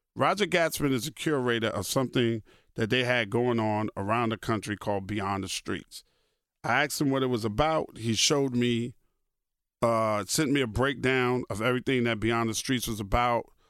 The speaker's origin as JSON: {"language": "English", "town": "New York City", "region": "New York", "country": "United States", "tie": "born or raised there", "also_born_or_lived": "Brooklyn, New York", "moved": "yes", "said": "When I grew up in Queens, Queens, like I said, was a paradise."}